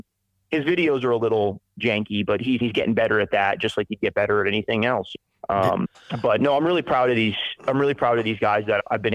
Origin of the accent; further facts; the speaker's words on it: Spring Hill, Florida, United States; moved away as an adult; also born or lived in Brooksville, Florida / Weeki Wachee, Florida; now in Montana, United States; When I was a kid, I grew up in the town that I'm from. I'm from Spring Hill, Florida, Brooksville, Florida, Wickiwatchee, Florida